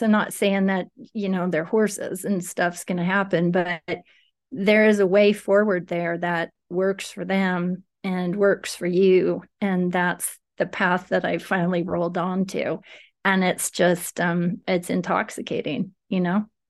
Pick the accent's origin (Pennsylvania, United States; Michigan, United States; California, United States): California, United States; Livermore; moved away as an adult; now in Northern California, United States; I grew up in Livermore